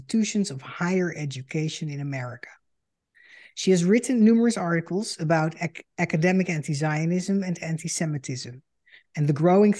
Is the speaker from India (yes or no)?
no; Netherlands; moved away as an adult; now in United States; I am a Dutch Jew and the daughter of Holocaust survivors. In 2006, I emigrated to the United States